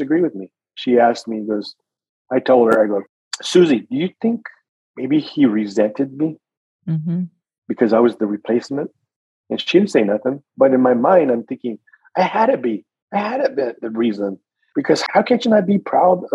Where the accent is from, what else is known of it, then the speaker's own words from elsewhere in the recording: Gilroy, California, United States; also born or lived in San Jose, California; I was raised in Gilroy, California all my life